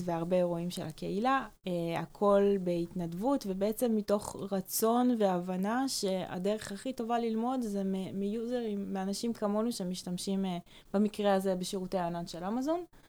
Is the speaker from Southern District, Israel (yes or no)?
no; Karmiel, Northern District, Israel; now in Tel Aviv, Israel; אני מכרמיאל במקור